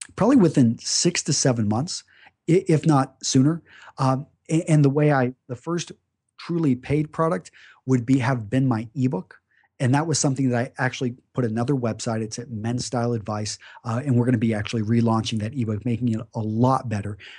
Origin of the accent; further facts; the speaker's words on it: Greenwood, Texas, United States; I grew up in West Texas, Midland, Texas, to be specific, uh, just a small town outside of there called Greenwood